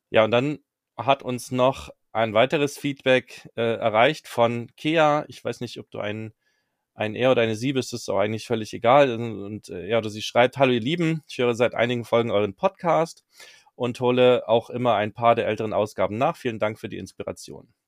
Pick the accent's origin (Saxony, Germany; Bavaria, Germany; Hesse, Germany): Saxony, Germany; Zwickau; ich bin quasi gebürtiger Zwickauer, komme da aus der Gegend